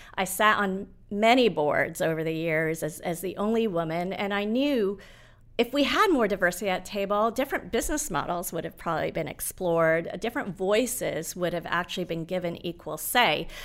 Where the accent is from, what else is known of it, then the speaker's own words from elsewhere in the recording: Nairobi, Kenya; moved away; I was born in Nairobi.